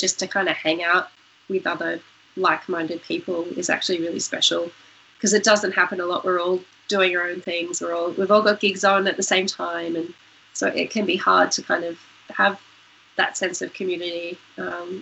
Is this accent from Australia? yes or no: yes; Tamworth, New South Wales, Australia; also born or lived in Newcastle, New South Wales; I grew up there in northwest New South Wales, and obviously, you know, Tamworth's a music city